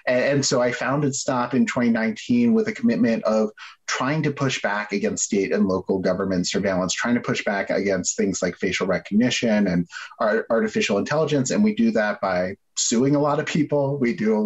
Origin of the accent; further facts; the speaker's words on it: New York, United States; I grew up in New York